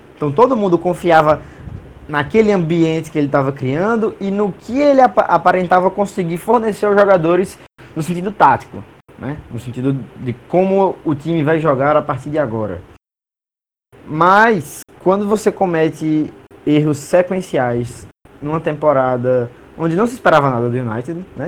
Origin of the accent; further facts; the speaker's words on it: Brazil; sendo brasileiro